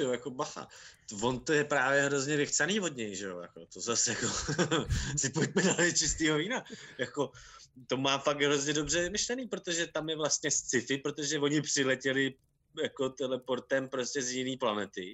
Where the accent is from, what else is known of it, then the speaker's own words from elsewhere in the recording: Karlovy Vary, Karlovy Vary Region, Czechia; já jsem vyrůstal v Karlových Varech